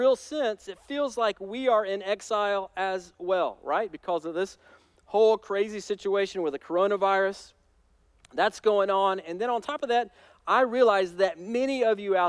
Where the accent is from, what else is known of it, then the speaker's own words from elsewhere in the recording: United States; As American Christians